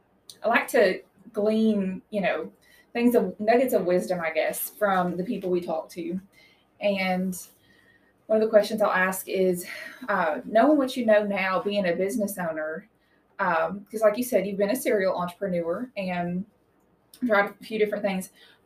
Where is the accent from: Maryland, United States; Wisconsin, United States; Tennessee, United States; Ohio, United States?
Tennessee, United States; I tell people, I came from East Tennessee, and yeah, we had a four-wheeler.